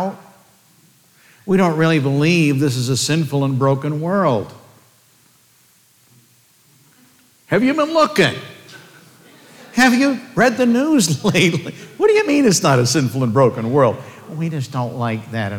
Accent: United States; I'm an American

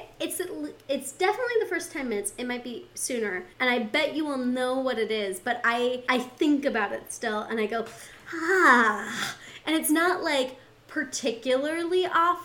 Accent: Montana, United States; moved away as an adult; also born or lived in Seattle; growing up in Montana, I did not grow up in a farming community. I was very much a university town kid

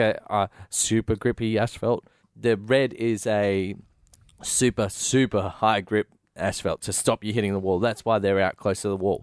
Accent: Australia; being an Australian

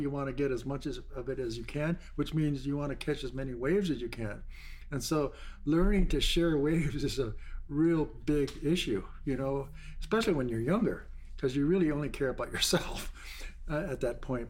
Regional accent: Honolulu, Hawaii, United States; grew up in Waikiki Beach

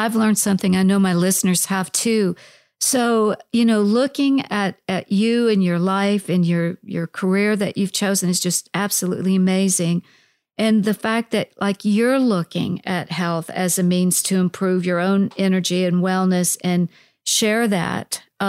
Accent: Iowa, United States; course, I'm from Iowa originally.

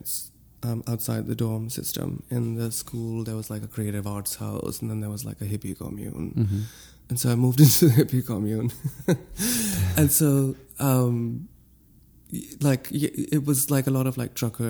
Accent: Lahore, Punjab, Pakistan; moved away as an adult; also born or lived in Ohio, United States; now in New York City, United States; when I moved to the States, I... went straight to Ohio from Lahore.

